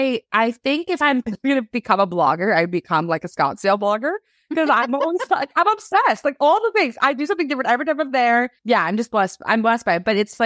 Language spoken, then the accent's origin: English; Canada; I'm a Canadian.